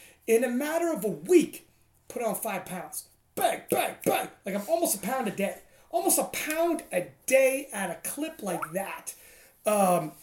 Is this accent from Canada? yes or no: yes; Toronto, Ontario, Canada; we're from Canada, Toronto.